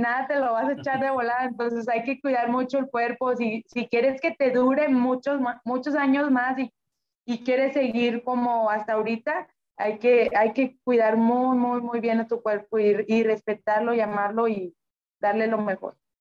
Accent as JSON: {"language": "Spanish", "town": "Monterrey", "region": "Nuevo León", "country": "Mexico", "tie": "born or raised there", "also_born_or_lived": "Apodaca, Nuevo León", "said": "yo soy de Monterrey, originaria de, de Monterrey"}